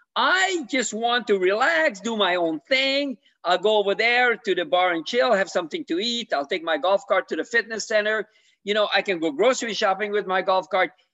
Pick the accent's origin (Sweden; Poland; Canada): Canada; now in Florida, United States; I'm from Canada originally.